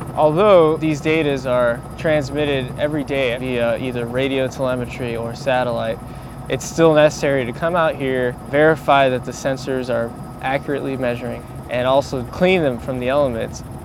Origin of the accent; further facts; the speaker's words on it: South Florida, United States; I grew up in the South Florida area